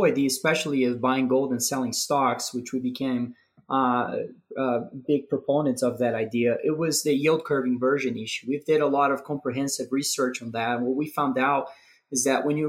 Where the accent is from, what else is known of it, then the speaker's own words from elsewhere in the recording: Brazil; moved away as an adult; now in Denver, United States; I was born and raised in Brazil. I moved to the U.S. maybe 10 years or so ago to play tennis in college